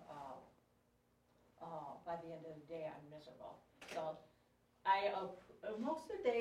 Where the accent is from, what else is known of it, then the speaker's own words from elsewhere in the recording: Midwest, United States; now in New Mexico, United States; my body's adjusted to living in New Mexico, I'm from the Midwest too.